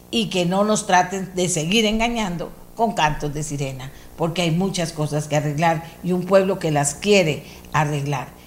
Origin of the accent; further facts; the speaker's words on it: Argentina; born there; Mi papá me la enseñó a mí desde que yo era chiquitita y nací allá en Argentina